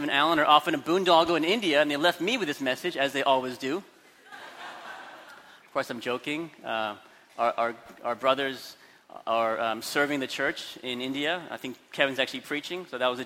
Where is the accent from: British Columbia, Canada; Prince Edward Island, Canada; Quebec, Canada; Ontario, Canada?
British Columbia, Canada; Vancouver; now in Hong Kong; I grew up in Vancouver, Canada, where everyone just went down the street to the local school. Not in Hong Kong.